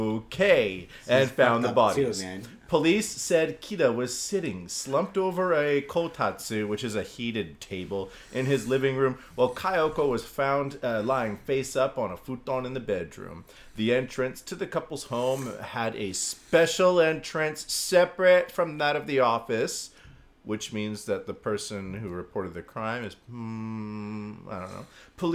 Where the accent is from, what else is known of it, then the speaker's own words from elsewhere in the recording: Canada; now in Japan; I'm Canadian.